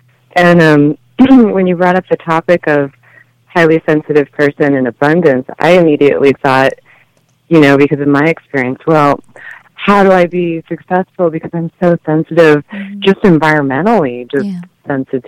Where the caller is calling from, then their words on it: Denver, Colorado, United States; From the Denver area.